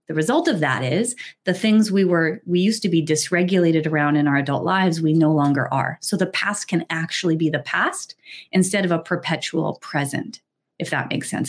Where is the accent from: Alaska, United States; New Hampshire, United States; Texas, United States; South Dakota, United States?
New Hampshire, United States; I grew up in New Hampshire.